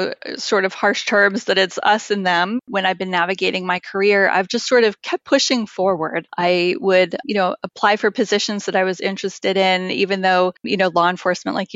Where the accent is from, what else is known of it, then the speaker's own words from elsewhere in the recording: Massachusetts, United States; I was born and raised in Massachusetts